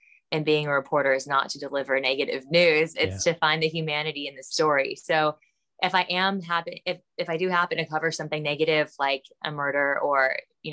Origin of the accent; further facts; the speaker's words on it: Los Angeles, California, United States; also born or lived in Calabasas; I am from the Valley. I'm a Valley girl. Calabasas, Woodland Hills, grew up all in that area